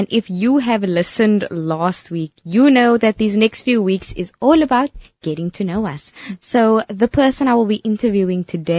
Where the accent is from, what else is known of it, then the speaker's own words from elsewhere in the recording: Cape Town, Western Cape, South Africa; I'm from Cape Town